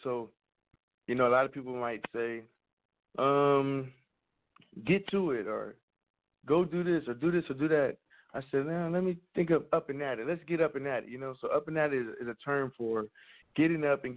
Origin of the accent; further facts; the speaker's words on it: Compton, California, United States; also born or lived in Orange County, California; I'm from Compton, California